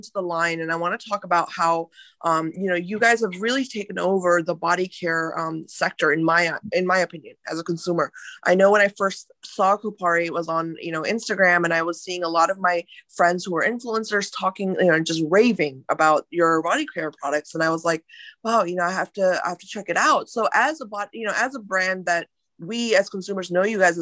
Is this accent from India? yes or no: yes; India; moved away; I'm Indian by ethnicity, and I was born in India. I grew up there for a while.